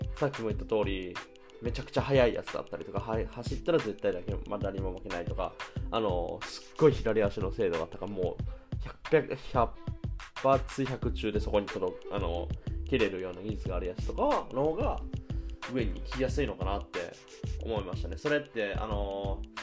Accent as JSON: {"language": "Japanese", "country": "Japan", "tie": "born or raised there", "moved": "yes", "lives_now": "Germany", "said": "日本の母が住んでる、自分の実家"}